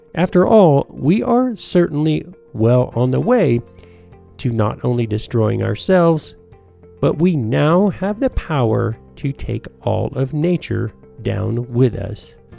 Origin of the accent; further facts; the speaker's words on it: United States; also born or lived in Rising Fawn, Georgia / Trenton, Georgia; when I was a kid growing up in Tennessee and Georgia